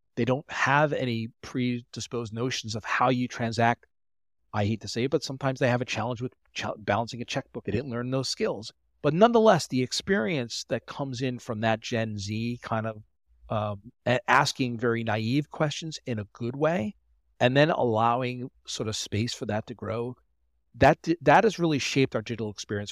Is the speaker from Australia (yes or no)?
no; Long Island, New York, United States; also born or lived in Delaware / Philadelphia; I'm from New York on Long Island